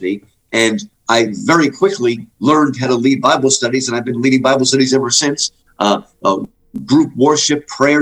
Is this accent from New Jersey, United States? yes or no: yes; New Jersey, United States; moved away as an adult; also born or lived in Upstate New York / Michigan; now in Houston, United States; I'm in Texas now, I'm actually a cold Yankee. I grew up in New Jersey